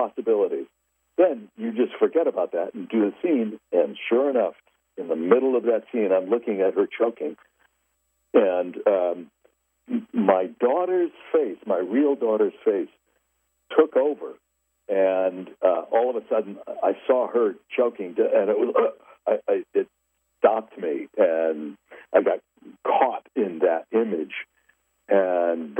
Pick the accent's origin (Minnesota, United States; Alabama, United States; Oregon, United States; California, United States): California, United States; Los Angeles; I was born and raised in Los Angeles